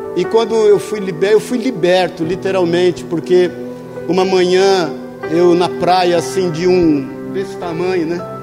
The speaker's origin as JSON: {"language": "Portuguese", "region": "São Paulo", "country": "Brazil", "tie": "born or raised there", "said": "ali no bairro do Limão, onde eu nasci, na Vila Santa Maria"}